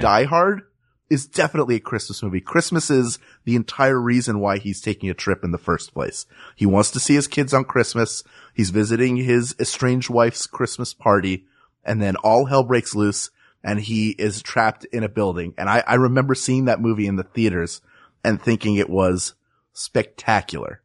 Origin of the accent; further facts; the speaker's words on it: Philadelphia, Pennsylvania, United States; I grew up in Philadelphia, but I grew up in the Northeast, which is a, like, a neighborhood